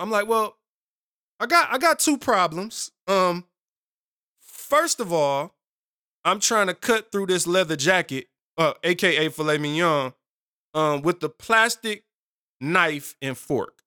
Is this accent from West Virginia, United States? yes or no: no; Detroit, Michigan, United States; moved away; I'm from Seven Mile in Detroit originally.